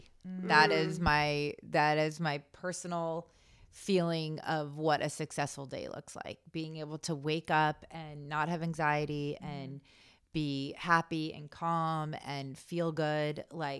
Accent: Malibu, California, United States; Yeah, I grew up in Malibu.

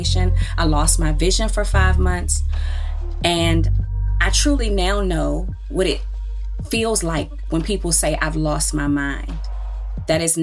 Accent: Baltimore, Maryland, United States; I'm from Baltimore, Maryland

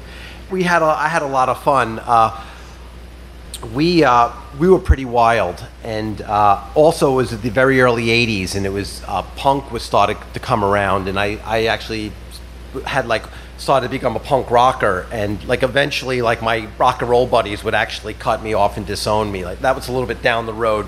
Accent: South Shore of Long Island, New York, United States; I grew up on the South Shore of Long Island

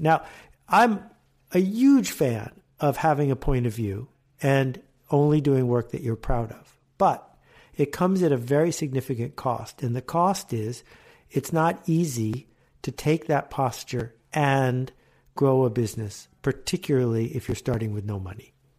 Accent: Buffalo, New York, United States; also born or lived in Canada; I grew up in Buffalo and in Canada

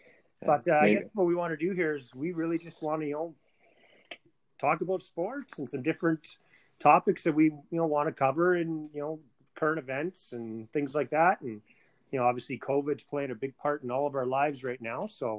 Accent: Canada; we're two Canadian sports nuts

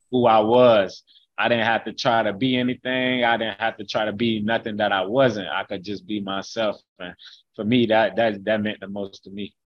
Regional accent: Haines City, Florida, United States; I'm from from Haines City, Florida, and that's that's where I call my hometown, Haines City, Florida. That's where I grew up.

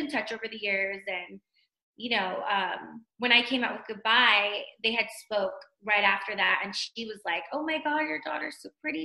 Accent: Pasadena, California, United States; moved away as an adult; also born or lived in Montebello, California; now in Henderson, United States; I'm from Pasadena, California. So born and raised, I was born in Montebello and then raised in Pasadena, South Pasadena

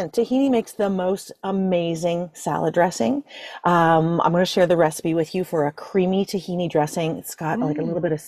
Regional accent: Ireland; I'm Irish

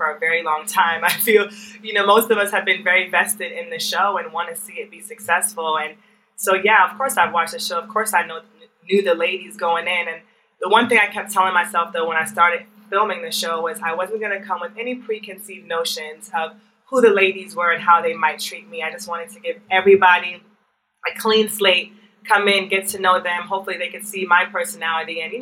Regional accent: Jamaica; I'm from Jamaica

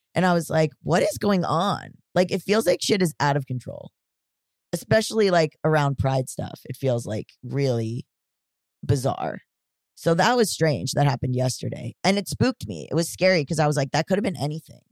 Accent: Florida, United States; I'm from Florida

